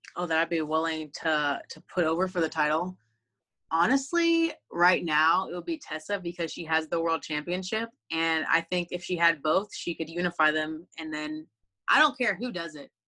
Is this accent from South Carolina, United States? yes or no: no; Texas, United States; I grew up on the Texas independent scene